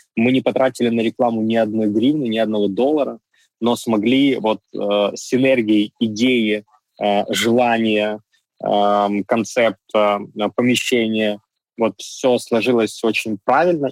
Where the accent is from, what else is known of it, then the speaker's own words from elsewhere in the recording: Donetsk, Donetsk Oblast, Ukraine; moved away as an adult; now in Kyiv, Ukraine; Я сам родился и вырос в Донецке. С 14 года а, я живу в Киеве.